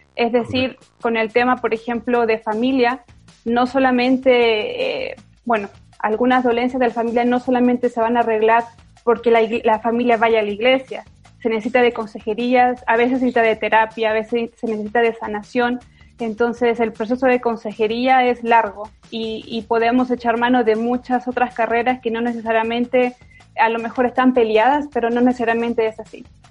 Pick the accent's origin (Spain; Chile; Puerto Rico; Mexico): Chile; now in Guatemala; soy chilena.